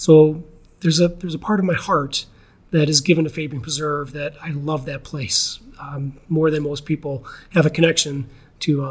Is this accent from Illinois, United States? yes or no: yes; Geneva, Illinois, United States; I grew up in Geneva. I was born here in Geneva Hospital